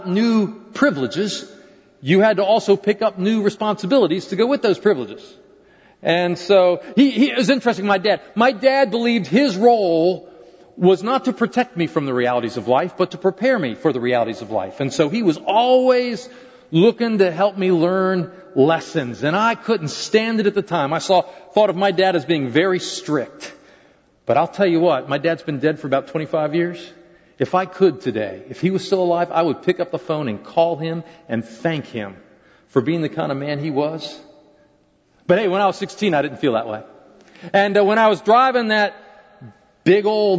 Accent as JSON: {"language": "English", "region": "Maryland", "country": "United States", "tie": "born or raised there", "said": "I was growing up in Maryland at the time"}